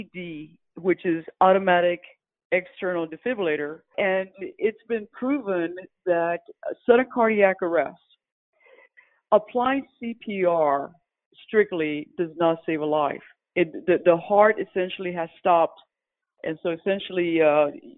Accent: San Antonio, Texas, United States; moved away as an adult; also born or lived in Philadelphia; now in San Antonio, United States; I was born in San Antonio. After I graduated from college, ended up in Philadelphia, worked for corporate America

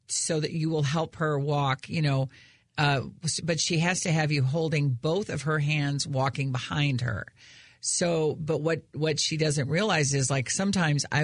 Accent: St. Louis, Missouri, United States; they'll be the first ones to say, but we're all from St. Louis

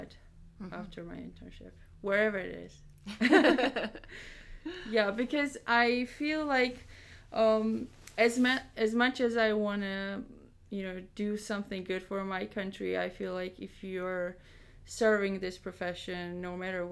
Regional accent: Georgia; moved away; my home country, which is Georgia in the Eastern Europe

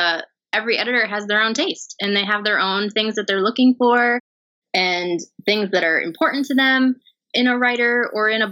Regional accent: near Poughkeepsie, upstate New York, United States; now in New York City, United States; I did grow up in upstate New York, just north of it, near the Poughkeepsie area

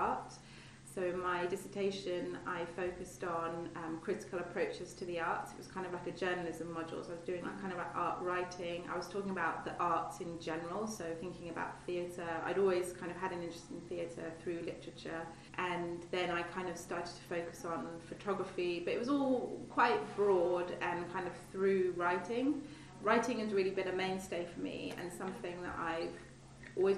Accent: West Wales, United Kingdom; moved away; I grew up in West Wales in quite a kind of creative community.

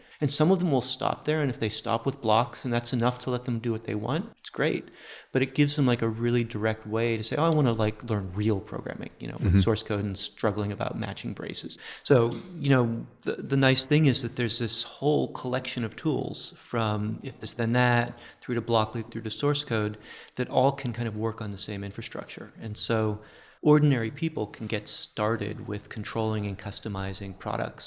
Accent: outside of Boston, Massachusetts, United States; moved away; also born or lived in Silicon Valley; I grew up outside of Boston back when Digital Equipment Corporation was a big deal

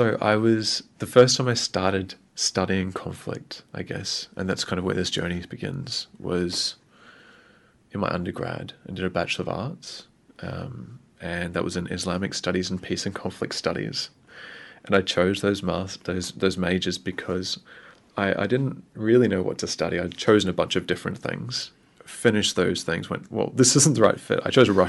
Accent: Australia; also born or lived in Vanuatu; now in New Zealand; I was born in Australia. My parents were living in Vanuatu at the time, and they flew to Brisbane

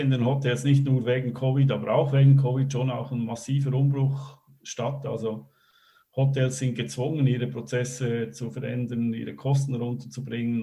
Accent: Switzerland; moved away as an adult; also born or lived in Germany / Belgium / Netherlands; Ich bin Schweizer, äh, war aber die letzten ja, 15, 20 Jahre eigentlich meistens irgendwo in Europa unterwegs

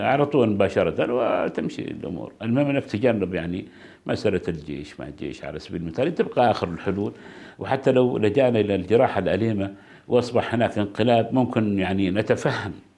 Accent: Oman; عندنا في عمان

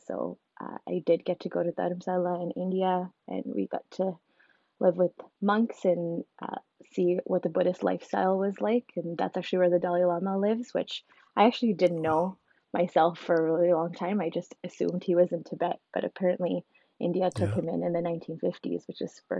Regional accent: Vancouver, British Columbia, Canada; also born or lived in Ontario; I was born in Ontario. We moved to Vancouver when I was about 6 years old.

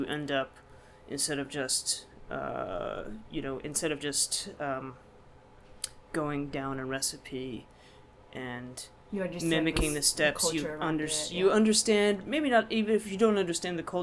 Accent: Texas, United States; moved away as an adult; also born or lived in Houston, Texas; now in Baltimore, United States; I grew up in Texas, where people are obsessed with food

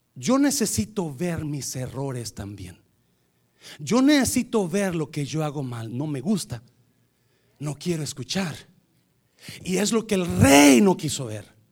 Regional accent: Nayarit, Mexico; nosotros somos de Nayarit

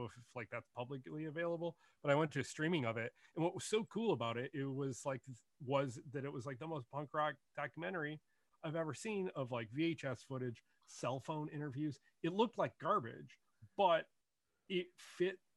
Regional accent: Detroit, Michigan, United States; also born or lived in Brooklyn, New York; now in New Jersey, United States; I grew up outside of Detroit, Michigan, originally, in the suburbs

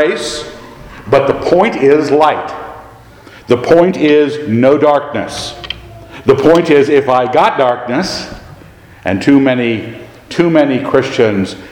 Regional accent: Annapolis, Maryland, United States; We grew up in Annapolis

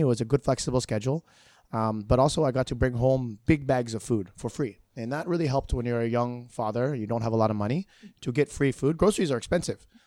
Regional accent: Hawaii, United States; moved away as an adult; now in Singapore; I grew up in Hawaii

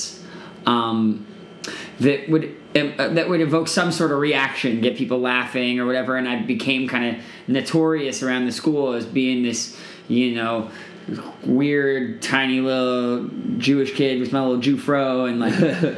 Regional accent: Toronto, Ontario, Canada; now in Los Angeles, United States; growing up in Toronto

